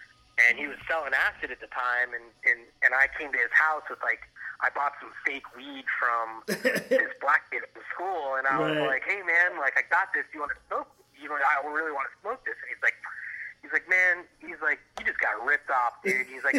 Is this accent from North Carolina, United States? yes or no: no; Miami, Florida, United States; also born or lived in Gainesville / New York; I'm from Miami originally. I grew up in Miami and until I was about 18